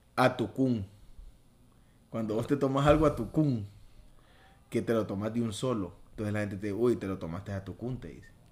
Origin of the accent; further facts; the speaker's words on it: Choluteca, Honduras; moved away as an adult; now in Tegucigalpa, Honduras; Yo nací en Choluteca